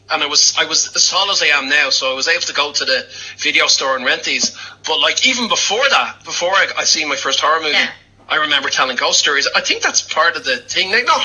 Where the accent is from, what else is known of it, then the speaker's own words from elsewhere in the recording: Ireland; we're Irish